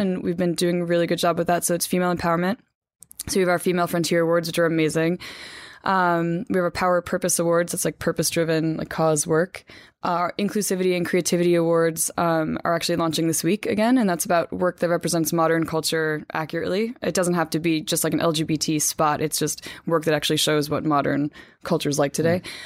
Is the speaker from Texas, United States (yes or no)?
no; Hackettstown, New Jersey, United States; moved away; I'm from Hackettstown, New Jersey, born and raised, my parents still live there